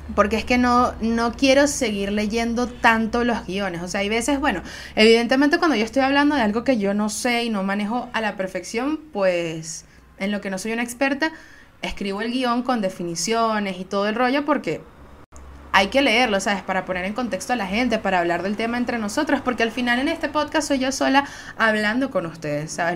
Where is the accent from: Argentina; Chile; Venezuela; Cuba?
Venezuela; yo soy una jeva de Venezuela, puedo ser veneca muy, muy fácilmente